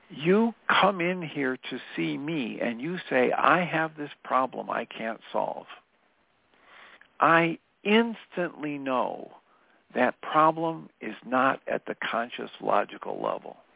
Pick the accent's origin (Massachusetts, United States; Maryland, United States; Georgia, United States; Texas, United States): Texas, United States; And of course, I'm from Texas.